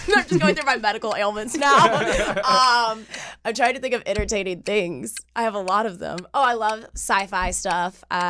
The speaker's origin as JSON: {"language": "English", "town": "Memphis", "region": "Tennessee", "country": "United States", "tie": "born or raised there", "said": "I grew up in Memphis. I'm 22."}